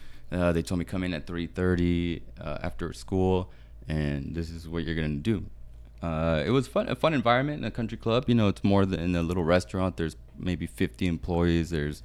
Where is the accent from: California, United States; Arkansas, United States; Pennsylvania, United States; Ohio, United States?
California, United States; Palm Springs; also born or lived in Guadalajara, Mexico; Well, I'm from Guadalajara, born in Guadalajara, but I landed here in Palm Springs when I was 5 years old, and I've been in the Valley ever since.